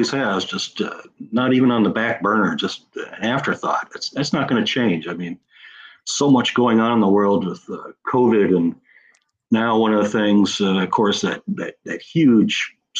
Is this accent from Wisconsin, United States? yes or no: no; Minnesota, United States; my home state of Minnesota